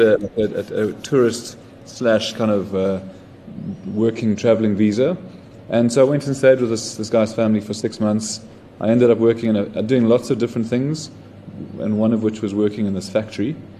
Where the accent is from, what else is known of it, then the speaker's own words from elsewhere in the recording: Johannesburg, Gauteng, South Africa; also born or lived in Zimbabwe / Sydney, Australia; basically spent most of my childhood in Joburg.